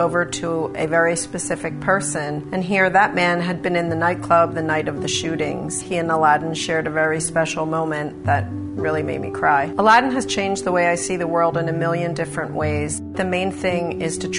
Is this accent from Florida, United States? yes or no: no; Haddonfield, New Jersey, United States; also born or lived in North Wildwood, New Jersey